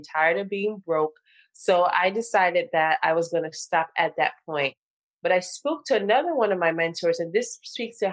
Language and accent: English; Nigeria; I'm Nigerian